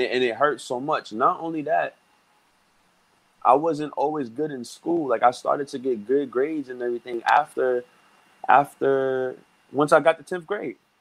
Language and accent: English; New York City, New York, United States; I grew up in Brooklyn, New York. I've been living mm-hmm. here my whole life.